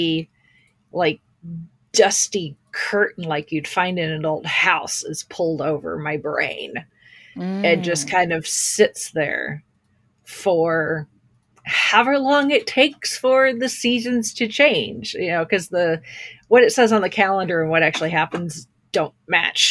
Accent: Indiana, United States; being born and raised in the Midwest

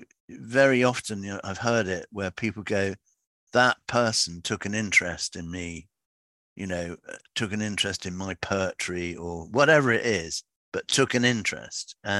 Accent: Gerrards Cross, South East England, United Kingdom; also born or lived in London / Somerset; now in Wincanton, United Kingdom; they moved to a place called Gerrard's Cross in Buckinghamshire. And in fact, my grandfather had been there for years, so I was brought up there

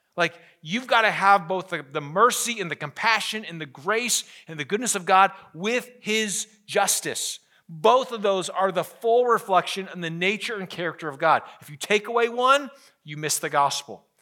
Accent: United States; as an American

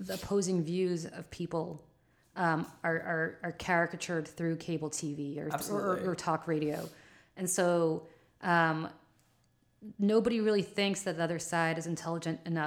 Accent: New Jersey, United States; I'm from New Jersey

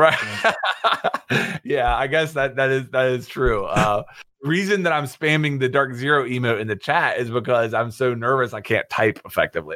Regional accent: West Virginia, United States; I grew up in West Virginia

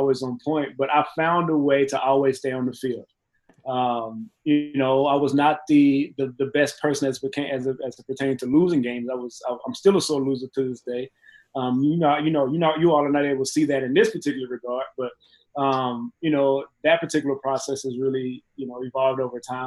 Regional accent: Mexia, Texas, United States; moved away as an adult; also born or lived in Dallas, Texas / Pittsburgh; Mahia, Texas. There's nothing wrong with my hometown. I love my hometown

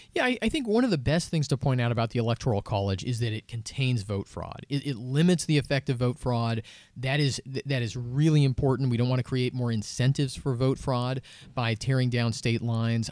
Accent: Seattle, Washington, United States; I grew up in Seattle, uh, near the, near the ocean.

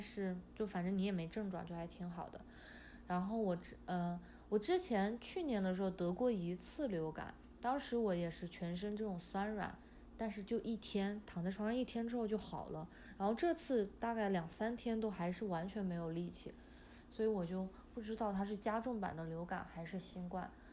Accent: Chongqing, China; now in United States; 我的老家是在重庆，就离武汉就是挨着挺近的嘛

